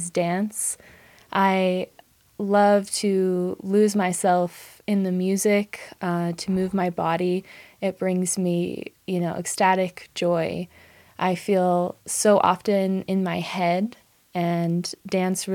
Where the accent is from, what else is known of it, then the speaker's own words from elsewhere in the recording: the Willamette Valley, Oregon, United States; now in Santa Fe, United States; I grew up in Oregon in the Willamette Valley